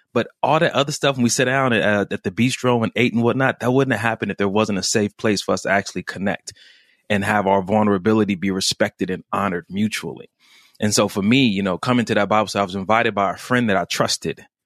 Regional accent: Los Angeles, California, United States; I grew up in Los Angeles, California

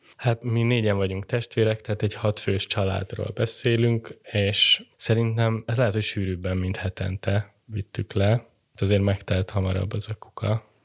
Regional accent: Budapest, Hungary; Én a belvárosban nyolcadik kerületben nőttem föl

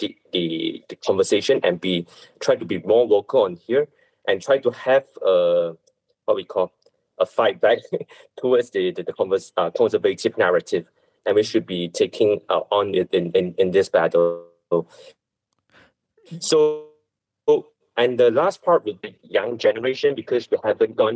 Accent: Malaysia; I'm not just doing for Chinese, I'm doing as a Malaysian

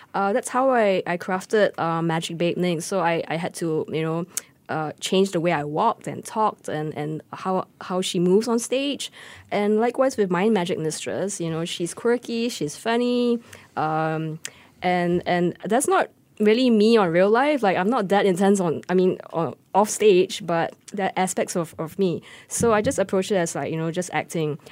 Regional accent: Singapore; I am just Singaporean

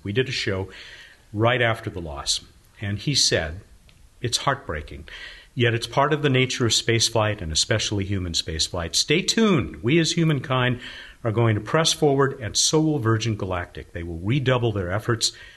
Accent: Long Beach, California, United States; my hometown of Long Beach, California

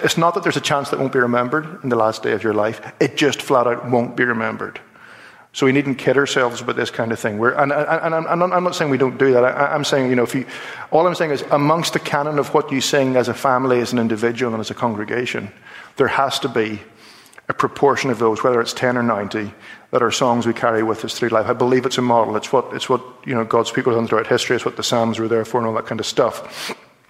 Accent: Belfast, Northern Ireland, United Kingdom; We're from Belfast

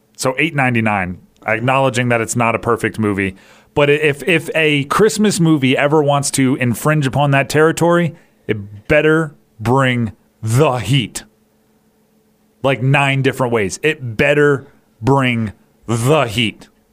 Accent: Hawaii, United States; I grew up in Hawaii

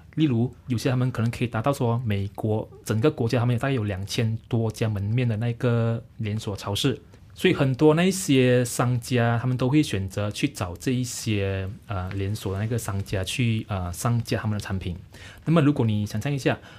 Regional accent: Selangor, Malaysia; 我是来自这一个丹龙寺坝，丹江寺坝新庄十八新村。嗯。它其实是位于在这个雪兰莪州最南部的一个小镇

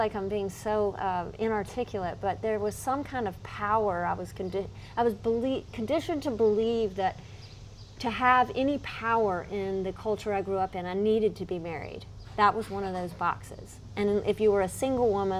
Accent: Charlotte, North Carolina, United States; I grew up in Myers Park

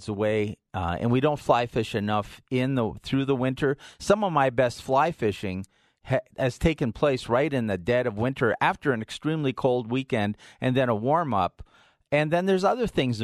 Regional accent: Hibbing, Minnesota, United States; now in Colorado, United States; My hometown of Hibbing

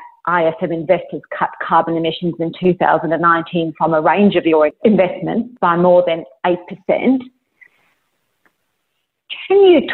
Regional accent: Australia

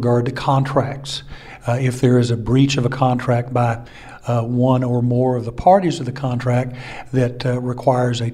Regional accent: Lubbock, Texas, United States; born and raised in Lubbock, Texas

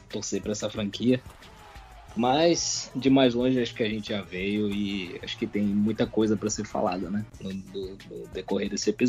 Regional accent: São Luís, Maranhão, Brazil; eu sou, eu sou de São Luís, do Maranhão

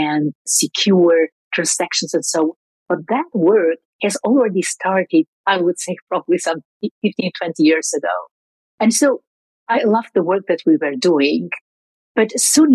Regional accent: Albania; moved away as an adult; also born or lived in Belgium; I grew up in Albania during the years of dictatorship

